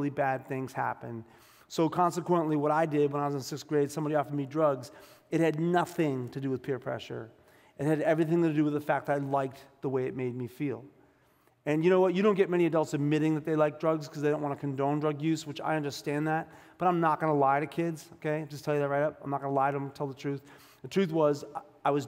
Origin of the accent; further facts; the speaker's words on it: Boston, Massachusetts, United States; I grew up in South Boston, Massachusetts